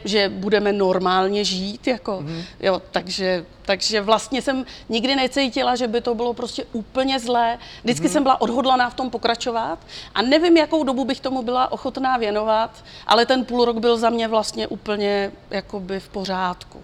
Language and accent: Czech; Czechia; u nás v Čechách